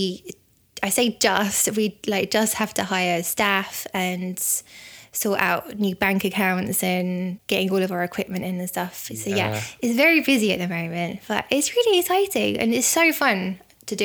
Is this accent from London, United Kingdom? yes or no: no; the Wirral, North West England, United Kingdom; moved away; I'm from the Wirral originally